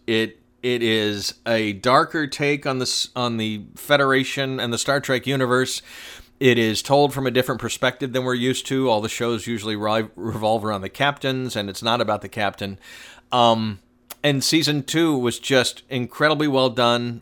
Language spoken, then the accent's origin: English; Atlanta, Georgia, United States; my hometown when I was growing up